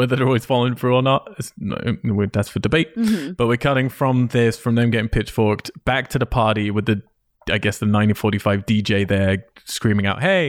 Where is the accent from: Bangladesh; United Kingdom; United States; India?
United Kingdom; I'm British. Everything I say is sarcastic.